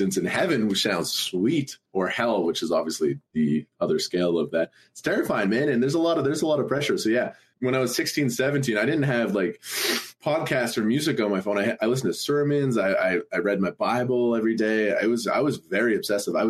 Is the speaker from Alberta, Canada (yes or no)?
yes; Alberta, Canada; I grew up in the province of Alberta